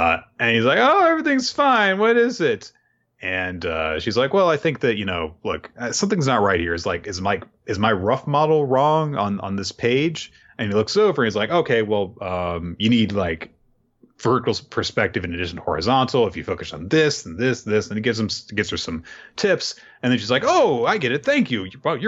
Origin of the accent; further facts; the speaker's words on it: Osaka, Japan; It's more of a Kansai thing. Well, I'm from Osaka.